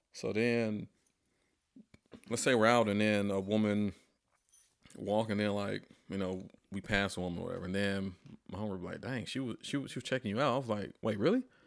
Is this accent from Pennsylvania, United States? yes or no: no; Atlanta, Georgia, United States; moved away as an adult; also born or lived in Fort Collins, Colorado; now in Nashville, United States; I'm from Atlanta